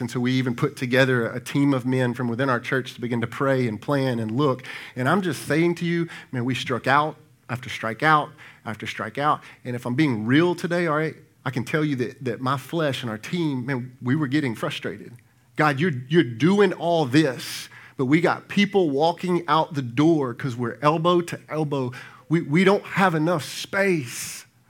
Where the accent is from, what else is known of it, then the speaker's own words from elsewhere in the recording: Brandon, Mississippi, United States; now in Pearl, United States; My wife and I grew up in Brandon